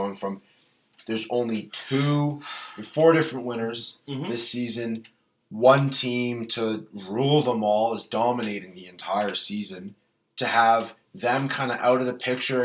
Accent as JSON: {"language": "English", "country": "Canada", "said": "we're Canadian"}